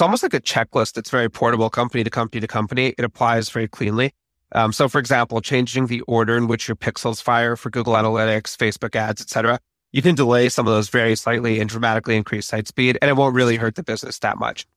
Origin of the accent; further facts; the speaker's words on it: Vancouver, British Columbia, Canada; Vancouver, where I'm from